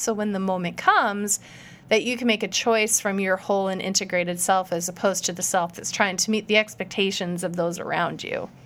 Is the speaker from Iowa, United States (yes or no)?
yes; Iowa, United States; I grew up in Iowa